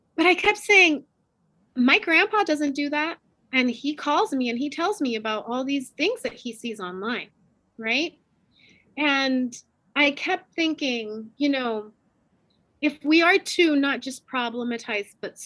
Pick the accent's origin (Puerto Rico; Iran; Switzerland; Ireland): Puerto Rico; I'm from Puerto Rico